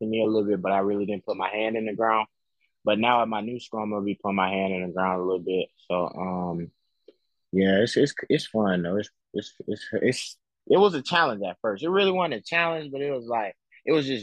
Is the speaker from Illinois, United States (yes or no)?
yes; Chicago, Illinois, United States; now in Alabama, United States; I was born in Chicago. Moved to Alabama for a couple years